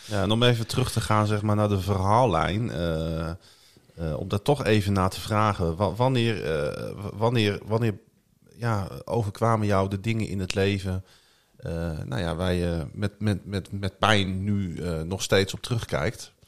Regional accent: Groningen, Netherlands; Ik ben gewoon geboren in Groningen, getogen in Groningen

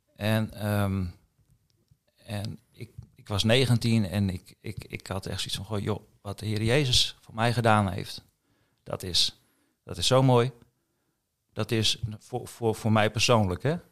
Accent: Assen, Drenthe, Netherlands; moved away as an adult; also born or lived in Kampen; ik ben eh, geboren in Assen. 24 oktober 1975.

